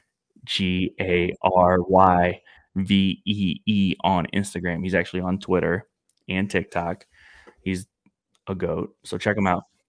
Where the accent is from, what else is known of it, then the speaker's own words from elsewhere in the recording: St. Louis, Missouri, United States; I'm from Missouri